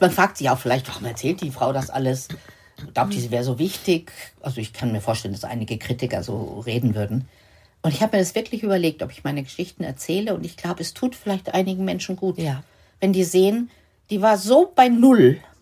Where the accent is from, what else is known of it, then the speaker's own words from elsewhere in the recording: Lower Saxony, Germany; ich komme ja aus Niedersachsen